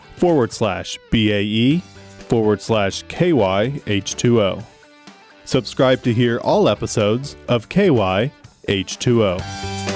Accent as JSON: {"language": "English", "region": "Tennessee", "country": "United States", "tie": "born or raised there", "said": "I grew up where I grew up in Tennessee"}